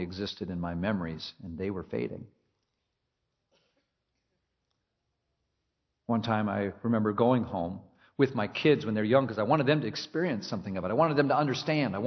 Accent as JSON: {"language": "English", "region": "Minnesota", "country": "United States", "tie": "born or raised there", "moved": "yes", "said": "I grew up in Minnesota"}